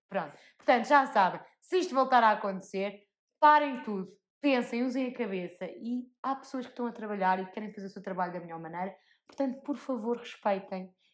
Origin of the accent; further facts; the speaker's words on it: Portugal; que eu sou tuga e eu, como tuga, sou bom nisto